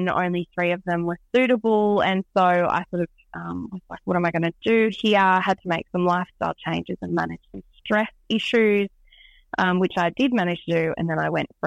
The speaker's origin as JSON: {"language": "English", "town": "Scone", "region": "New South Wales", "country": "Australia", "tie": "born or raised there", "lives_now": "Tamworth, Australia", "said": "I am originally from Scone. My family are dairy farmers in Scone, and I lived there my whole life except for boarding school and uni."}